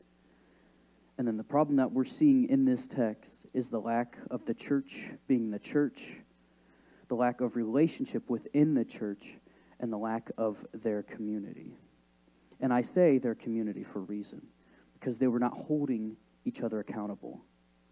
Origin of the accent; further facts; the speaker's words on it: Decatur, Illinois, United States; also born or lived in Ogden, Illinois; I grew up in Decatur, Illinois, and lived there for about 12 years of my life